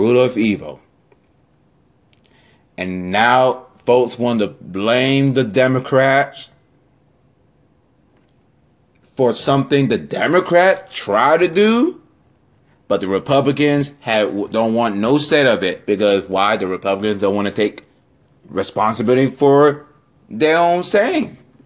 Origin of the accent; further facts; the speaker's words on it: Florida, United States; my home state of Florida.